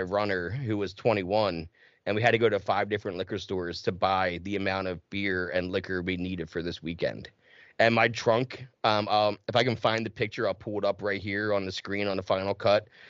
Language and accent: English; New Jersey, United States; I grew up in South Jersey